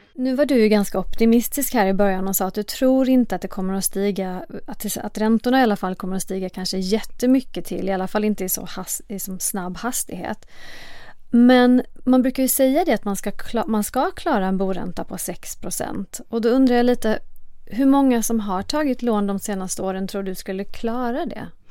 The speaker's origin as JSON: {"language": "Swedish", "country": "Sweden", "said": "vi som svenskar"}